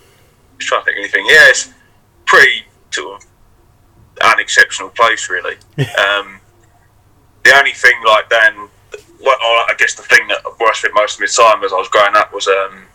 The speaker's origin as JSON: {"language": "English", "town": "Rainham", "region": "London", "country": "United Kingdom", "tie": "born or raised there", "lives_now": "Hornchurch, United Kingdom", "said": "So I grew up in Raynham. So it's like a little town. So it's in between like Hornchurch and Dagenham, sort of like Barrack, that kind of way."}